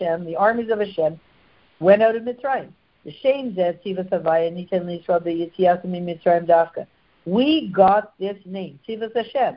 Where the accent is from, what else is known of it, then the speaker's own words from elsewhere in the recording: Canada; I'm so Canadian